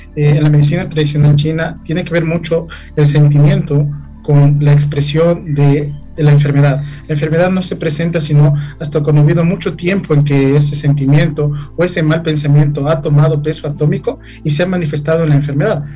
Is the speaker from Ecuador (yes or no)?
yes; Ecuador; nuestro Ecuador